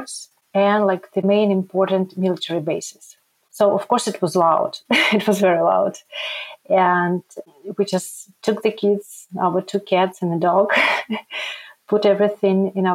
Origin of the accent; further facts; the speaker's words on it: Ukraine; moved away as an adult; also born or lived in Donetsk, Ukraine; now in Krakow, Poland; I'm from Ukraine. Now I can tell that I'm a refugee from Ukraine.